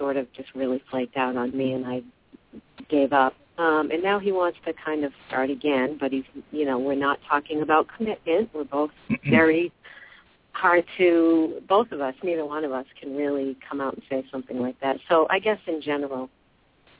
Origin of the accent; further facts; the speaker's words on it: Massachusetts, United States; moved away as an adult; now in Arizona, United States; I'm from Massachusetts